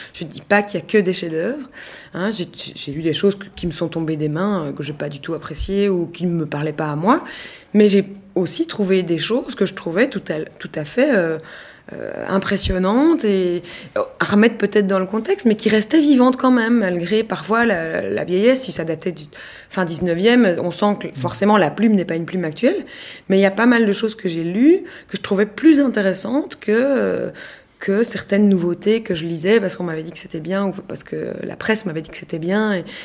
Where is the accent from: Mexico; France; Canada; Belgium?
Belgium; en tant que Belge